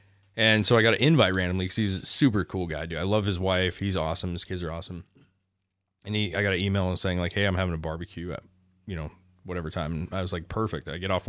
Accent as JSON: {"language": "English", "region": "Washington", "country": "United States", "said": "oh, well, I'm from Washington, you know"}